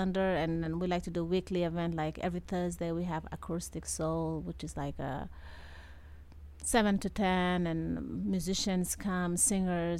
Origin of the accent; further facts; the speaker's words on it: Dakar, Senegal; moved away as an adult; now in Las Vegas, United States; I come from Senegal, West Africa, mm-hmm. Dakar